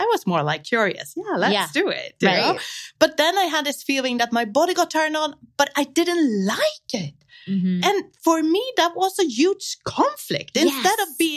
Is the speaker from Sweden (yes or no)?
yes; Sweden; I was growing up in Sweden.